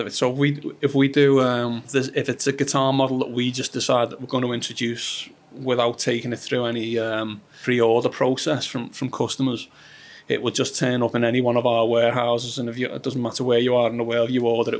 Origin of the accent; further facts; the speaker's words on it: Liverpool, North West England, United Kingdom; accent: Scouse; I'm from Liverpool